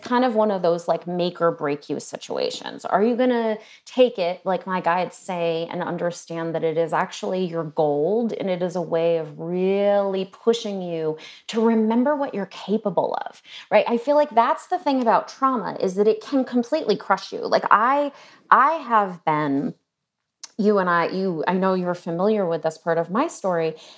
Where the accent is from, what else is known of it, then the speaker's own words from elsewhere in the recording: New England, United States; I was born in New England